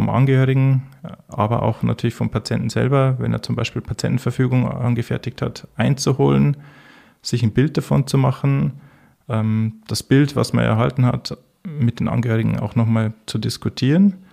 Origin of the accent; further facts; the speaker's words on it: Bavaria, Germany; Ich komme ursprünglich aus dem Bayerischen Wald. Ich bin 1982 äh, äh, in einem kleinen Ort im Herzen des Bayerischen Waldes geboren, nicht weit weg von der tschechischen Grenze und der österreichischen Grenze bin dort dann aufgewachsen